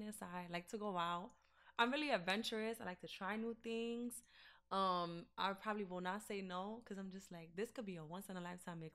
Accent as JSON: {"language": "English", "town": "New York City", "region": "New York", "country": "United States", "said": "I'm from the Bronx. I rep the Bronx till"}